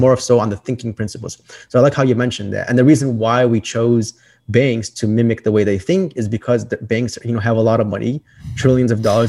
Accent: Chicago, Illinois, United States; I'm from Chicago, Illinois.

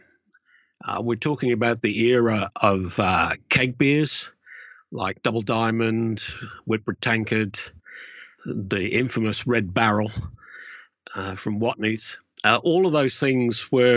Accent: Cornwall, South West England, United Kingdom; moved away as an adult; now in Australia; I regard myself as a Cornish Australian

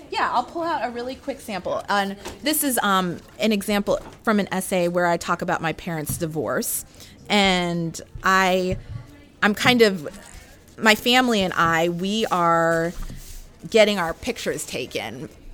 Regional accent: Anchorage, Alaska, United States; moved away as an adult; also born or lived in North Carolina; I was born and raised in Anchorage, Alaska

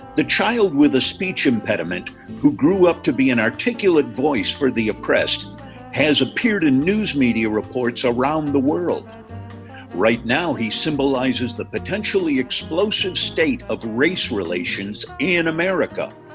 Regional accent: Chicago, Illinois, United States; now in Bloomington, United States; I come from Chicago

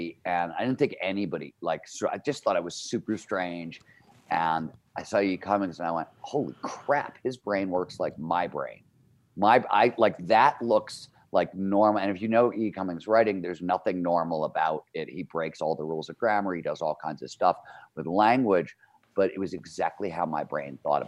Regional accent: Cleveland, Ohio, United States; now in Lake Tahoe, United States; Growing up in Cleveland, Ohio, I grew up in the 70s

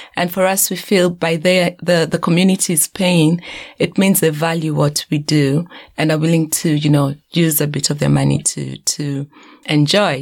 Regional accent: Kenya; I'm from Kenya

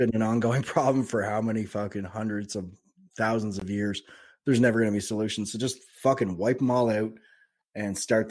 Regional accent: Canada; I'm a Canadian trader.

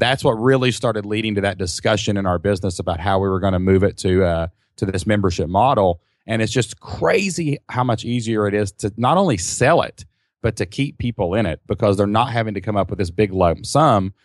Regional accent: Kentucky, United States; We're simple people from Kentucky

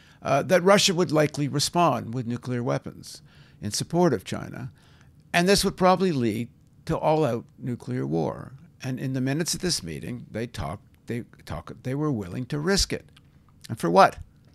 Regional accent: Canada; I'm Canadian.

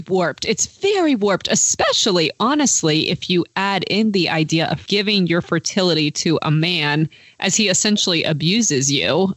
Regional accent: United States; as an American

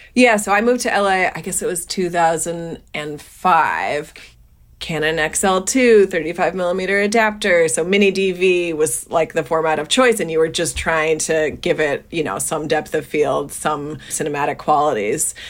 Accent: New Jersey, United States; I grew up in New Jersey, small town, public high school

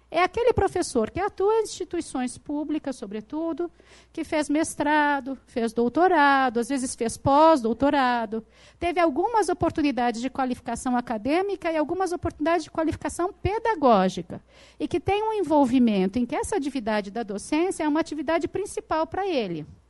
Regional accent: São Paulo, Brazil; na cidade de onde eu venho, São Paulo

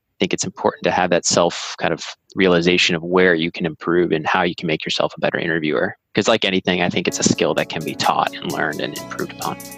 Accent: Andover, Massachusetts, United States; moved away as an adult; also born or lived in Brookline, Massachusetts; now in California, United States; I was born in Brookline and I grew up in a town called Andover, north of the city

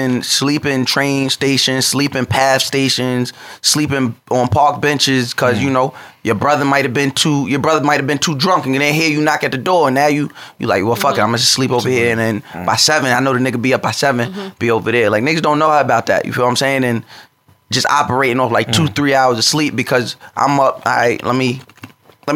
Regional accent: North Babylon, New York, United States; I grew up 2 blocks away from one of the toughest areas on Long Island. I'm from North Babylon

